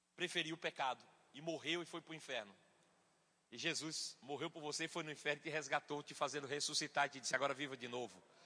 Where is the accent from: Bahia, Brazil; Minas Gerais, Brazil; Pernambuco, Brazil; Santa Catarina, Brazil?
Bahia, Brazil; eu sou baiano